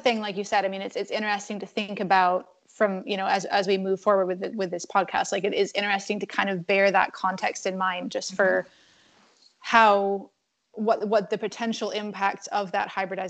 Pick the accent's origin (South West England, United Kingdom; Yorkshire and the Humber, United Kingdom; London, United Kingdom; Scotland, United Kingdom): Scotland, United Kingdom; Northern; I grew up in Northern Scotland, which is not really that far from Iceland.